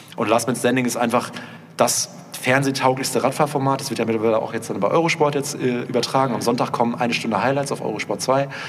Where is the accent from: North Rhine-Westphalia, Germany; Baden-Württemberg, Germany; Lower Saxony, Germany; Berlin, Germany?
North Rhine-Westphalia, Germany; Münster; wir kommen aus Münster, da fährt man halt Skateboard